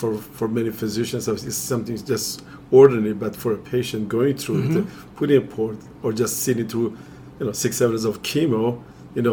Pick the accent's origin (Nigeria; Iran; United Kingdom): Iran; moved away as an adult; I'm originally from Iran